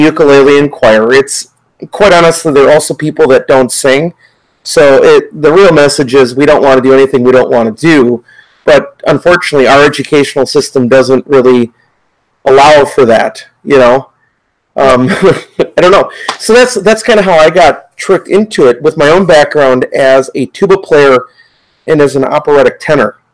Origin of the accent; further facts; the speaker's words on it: United States; growing up as an American student in both public schools